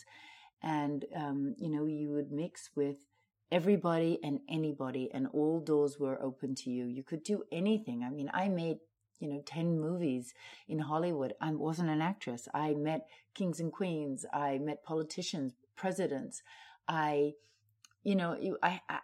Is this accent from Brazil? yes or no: no; Australia; also born or lived in New York / London / Los Angeles; now in Miami, United States; I'm Australian.